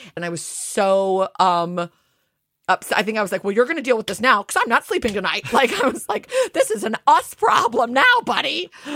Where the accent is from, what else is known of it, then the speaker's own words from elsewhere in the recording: United States; moved away; I'm north of the Mason Dixon line